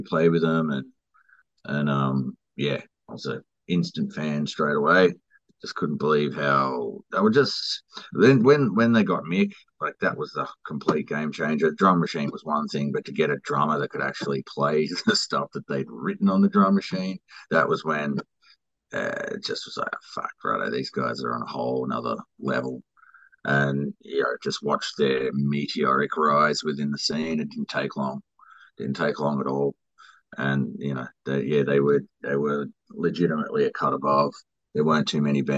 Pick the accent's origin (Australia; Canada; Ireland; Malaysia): Australia; born or raised there